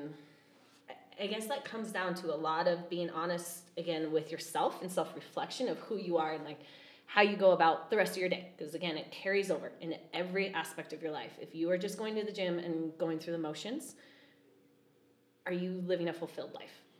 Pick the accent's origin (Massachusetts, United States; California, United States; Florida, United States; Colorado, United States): Colorado, United States; Fort Collins; Okay. I grew up in Fort Collins.